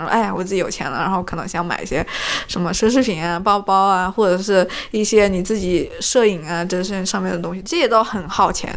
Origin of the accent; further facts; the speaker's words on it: China; now in Canada; 考虑到我是中国人